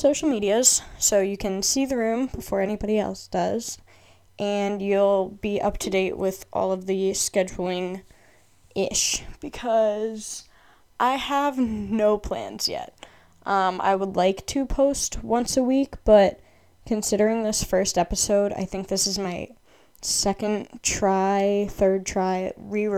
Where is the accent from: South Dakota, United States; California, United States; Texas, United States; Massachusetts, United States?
Massachusetts, United States; I'm from Massachusetts in the United States